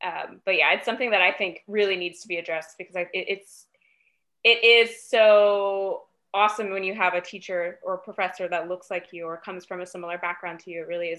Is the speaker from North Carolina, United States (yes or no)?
yes; Fayetteville, North Carolina, United States; I grew up in Fayetteville, North Carolina, which is a, you know, we're like 45% Black, just primarily because of the military base.